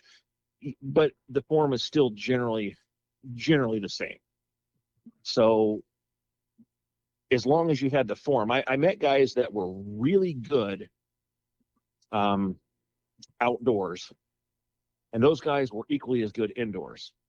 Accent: Muncie, Indiana, United States; I'm originally from Muncie, Indiana

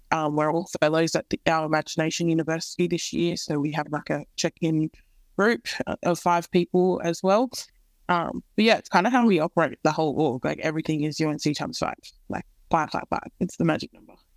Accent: Central West, New South Wales, Australia; I grew up in the Central West

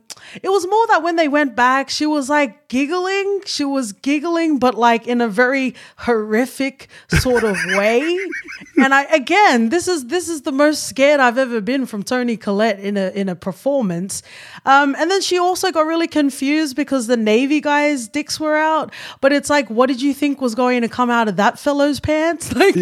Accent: Australia; We're cute Australians.

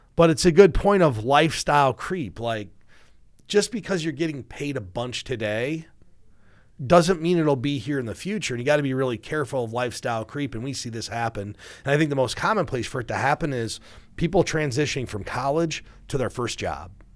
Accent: Iowa, United States; we're from Iowa

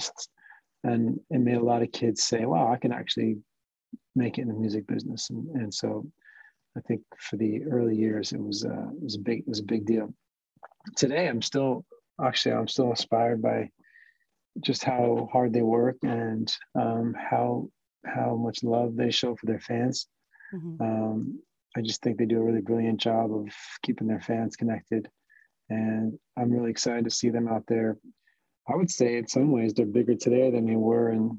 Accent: Mahwah, New Jersey, United States; also born or lived in New York; now in Florida, United States; grew up in New Jersey

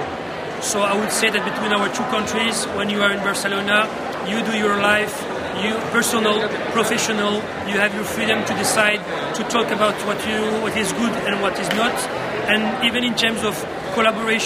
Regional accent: Casablanca, Casablanca-Settat, Morocco; I'm from Casablanca, Morocco

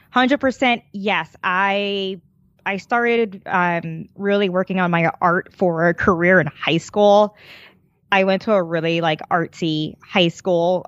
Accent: New Jersey, United States; I grew up in New Jersey

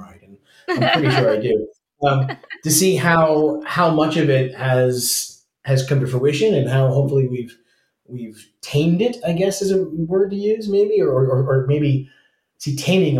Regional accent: United States; as an American

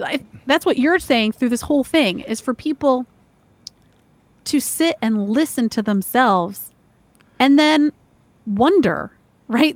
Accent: Georgia, United States; moved away as an adult; now in Maryland, United States; growing up in Georgia

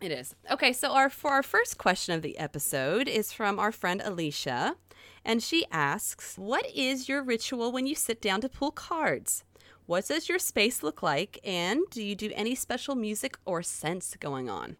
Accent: the South, United States; accent: southern; now in South Korea; My southern accent

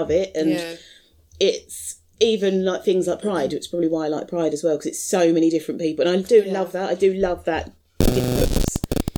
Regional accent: United Kingdom; even like when we go on holiday, then we probably end up, we're very British abroad.

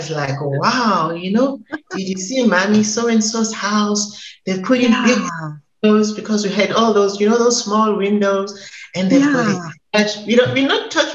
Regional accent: South Africa; I'm South African, and I grew up in a location like most Black kids in South Africa

